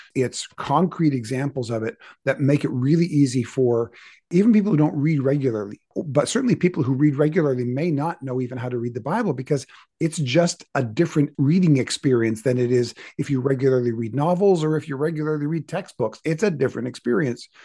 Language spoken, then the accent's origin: English; Canada; I was born in Canada